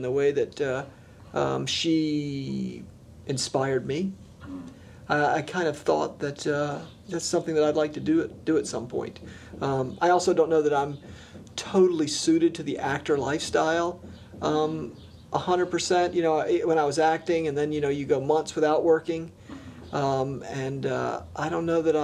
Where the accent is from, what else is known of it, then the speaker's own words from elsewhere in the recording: North Carolina, United States; also born or lived in New York City; I was born up right outside New York City and came down to North Carolina when I was pretty young, but still had a bunch of family in New York, so I was kind of back and forth.